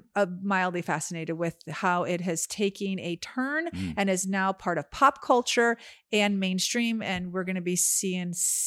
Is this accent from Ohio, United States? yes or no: no; California, United States; We actually stopped telling people we're from California.